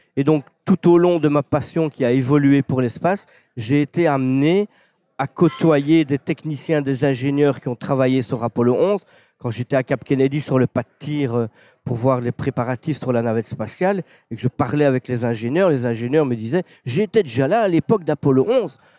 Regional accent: Belgium; un petit Belge

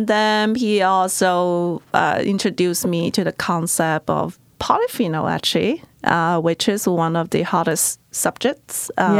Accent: Guangzhou, Guangdong, China; moved away as an adult; now in United States; I am not originally from the United States. I grew up in China. Majority of my families are still in my hometown, Guangzhou, in China.

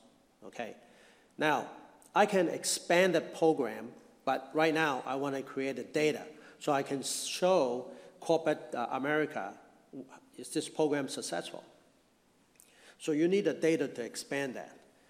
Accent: Hong Kong; now in United States; I came from Hong Kong, I mentioned that, in 1963. I came to this country with my family. We were very poor in Hong Kong.

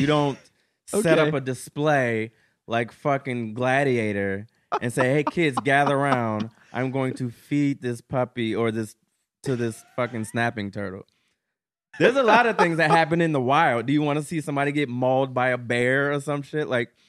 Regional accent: Ohio, United States; I'm from Ohio, but that's the thing about Ohio. There's actual like cities and shit in Ohio.

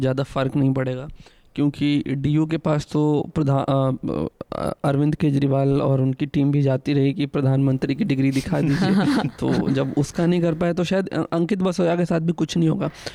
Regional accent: Bihar, India; now in Delhi, India; मैं जिस जगह से आता हूँ बिहार

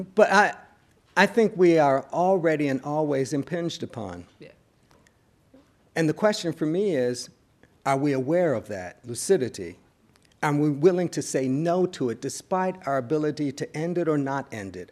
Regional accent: Buffalo, New York, United States; moved away; also born or lived in Cambridge; the kind of theological propositions with which I grew up in Buffalo, New York

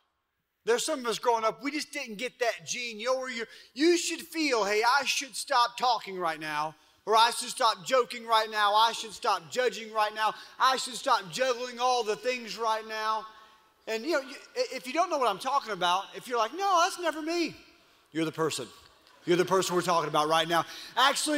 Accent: Louisiana, United States; moved away; I grew up in Louisiana

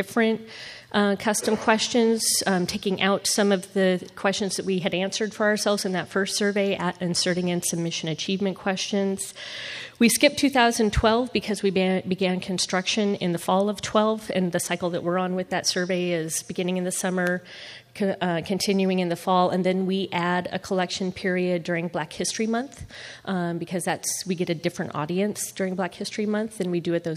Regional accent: Nebraska, United States; now in Memphis, United States; I'm from Nebraska originally

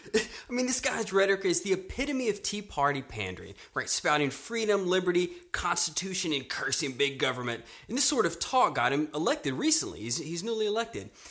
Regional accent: Louisiana, United States; now in Austin, United States; I grew up in Louisiana

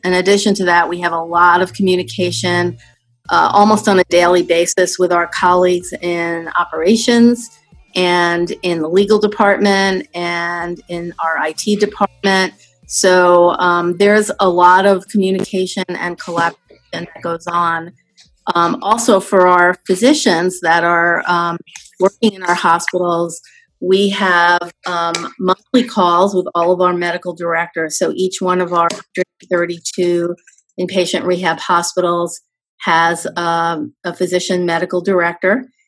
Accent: New York City, New York, United States; I grew up in New York City

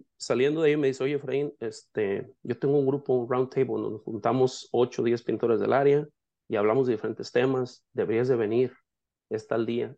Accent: La Huerta, Jalisco, Mexico; moved away as an adult; also born or lived in Yakima, Washington; now in Seattle, United States; soy mexicano de nacimiento, nací en un pueblo que se llama La Huerta, en el estado de Jalisco

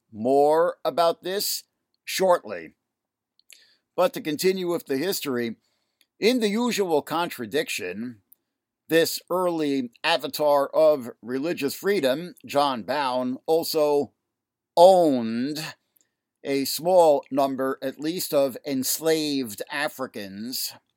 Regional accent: New York City, New York, United States; also born or lived in Manhattan, New York; my hometown of Queens, New York

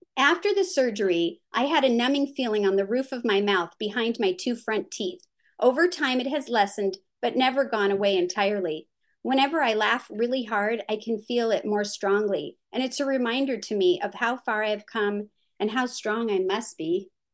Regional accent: California, United States; the area where I grew up in California was developed on what used to be known as the Santa Susana Field Laboratory

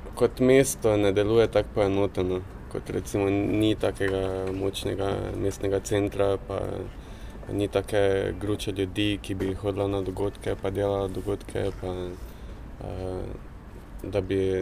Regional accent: Maribor, Drava, Slovenia; also born or lived in Pesnica; prihajam iz Maribora, uh, prej sem živel v Pesnici

